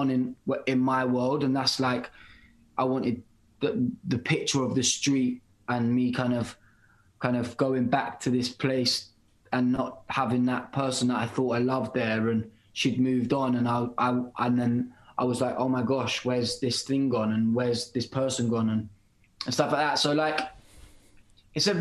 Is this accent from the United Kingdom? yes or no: yes; United Kingdom; accent: British; I'm a British artist, and like I'm not gonna sing with an American or any other accent